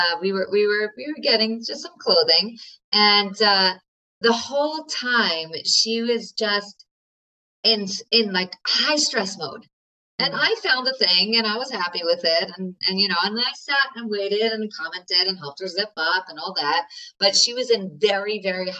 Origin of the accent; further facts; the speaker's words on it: New York, United States; I'm a New Yorker